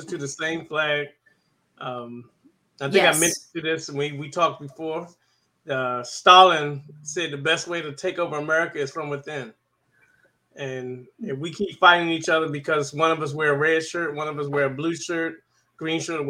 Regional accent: Washington, District of Columbia, United States; moved away as an adult; now in Killeen, United States; I was born and raised in Washington, D.C.

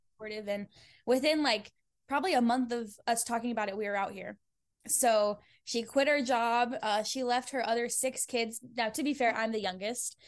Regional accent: Fort Collins, Colorado, United States; moved away as an adult; also born or lived in Denver, Colorado; now in Los Angeles, United States; I'm from Colorado originally, and I'm from a place called Fort Collins

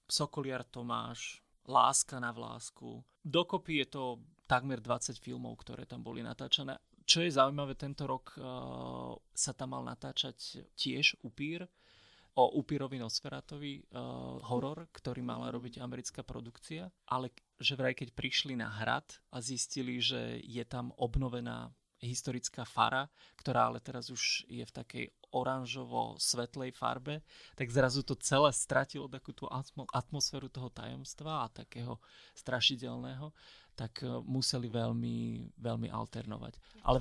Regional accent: Orava, Žilina Region, Slovakia; z Oravy, tak Oravský hrad je moje pánstvo.

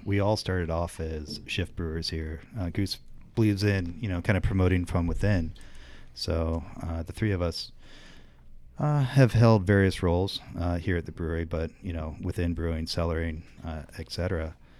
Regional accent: northern central Indiana, United States; moved away as an adult; now in Chicago, United States; I've been living in Chicago since ninety-nine, but I grew up in Indiana

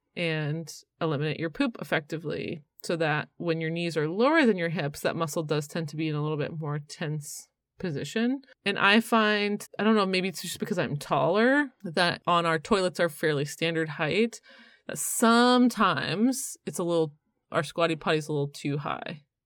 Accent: Canada; now in North Carolina, United States; I'm from Canada

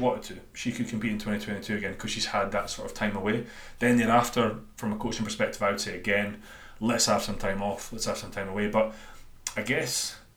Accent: Dundee, Scotland, United Kingdom; accent: Dundonian; my Dundonian accent

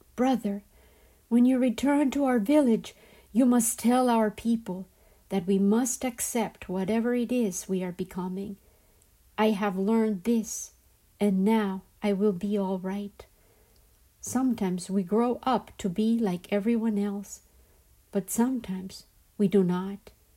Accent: Colombia; the system and society which I grew up surrounded by in Colombia

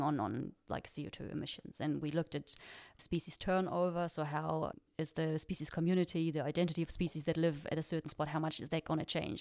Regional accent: Freiburg, Baden-Württemberg, Germany; moved away as an adult; also born or lived in New Zealand; I'm from Freiburg

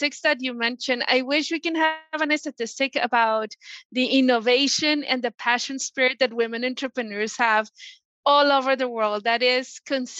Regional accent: Colombia; moved away; I'm originally from Colombia.

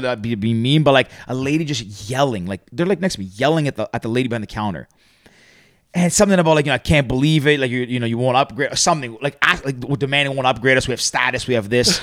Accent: Toronto, Ontario, Canada; also born or lived in Greece; born and raised in Toronto.

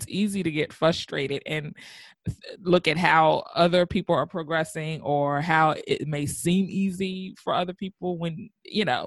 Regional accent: United States; I was born and raised in America

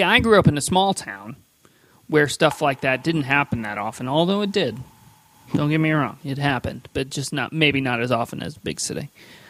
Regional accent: Midwest, United States; moved away; also born or lived in Chicago; I grew up in the Midwest and spent a little time in Chicago myself

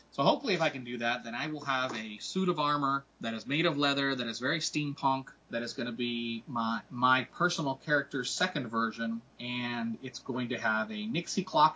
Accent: Puerto Rico; moved away; I am from Puerto Rico

